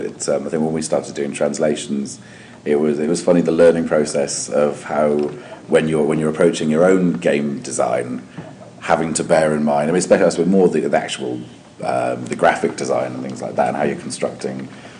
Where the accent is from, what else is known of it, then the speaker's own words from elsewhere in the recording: Welsh, Wales, United Kingdom; I'm Welsh, so I'm biased.